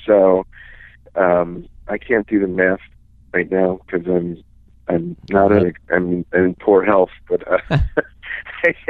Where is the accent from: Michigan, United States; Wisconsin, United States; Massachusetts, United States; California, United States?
Wisconsin, United States; Menomonie; moved away as an adult; now in Minneapolis, United States; I'm from western Wisconsin in a town called Menominee.